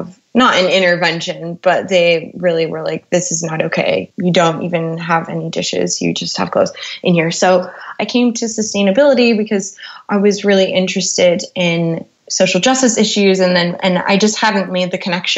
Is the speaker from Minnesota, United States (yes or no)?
yes; Minneapolis, Minnesota, United States; moved away as an adult; now in London, United Kingdom; I grew up in Minneapolis, Minnesota